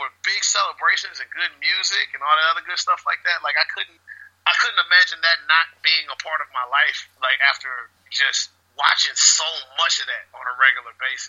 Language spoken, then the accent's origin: English; Augusta, Georgia, United States; My hometown is Augusta, Georgia, here in the United States